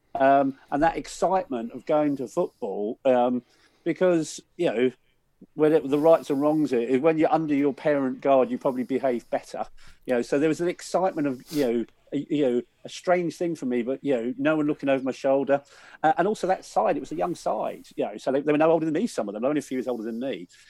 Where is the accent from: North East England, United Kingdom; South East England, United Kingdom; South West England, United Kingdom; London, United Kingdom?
London, United Kingdom; Willesden; grew up in Wills then, so I was surrounded by Q P R fans